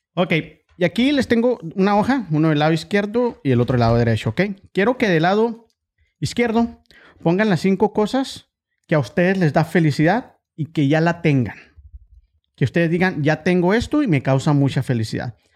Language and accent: Spanish; Ciudad Juárez, Chihuahua, Mexico; now in Oklahoma, United States; yo soy de Ciudad Juárez, pero traigo también todo eso